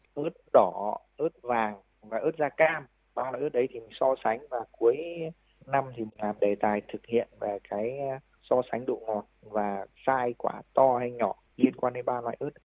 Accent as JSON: {"language": "Vietnamese", "region": "Thai Nguyen", "country": "Vietnam", "tie": "born or raised there", "also_born_or_lived": "Israel", "moved": "as an adult", "said": "cái mảnh đất quê hương của mình thì sau khi trở về quê hương thì với cái nắng nóng oi bức và cái trồng chè ở trên ờ, vùng đất Thái Nguyên thì cái mảnh đồi của nhà tôi"}